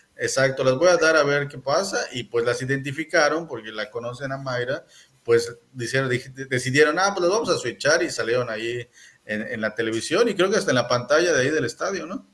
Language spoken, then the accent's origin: Spanish; Mexico City, Mexico; now in Mérida, Mexico; soy de la Ciudad de México